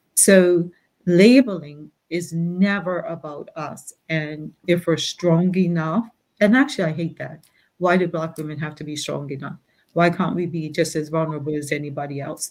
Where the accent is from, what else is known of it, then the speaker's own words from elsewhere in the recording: Bermuda; Growing up in Bermuda